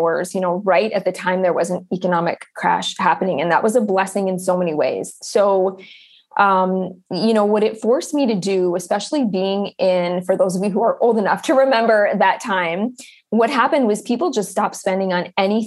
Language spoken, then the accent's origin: English; Upper Michigan, United States; I grew up in Upper Michigan in a very small town, which is where I've circled back to and where I'm living again now.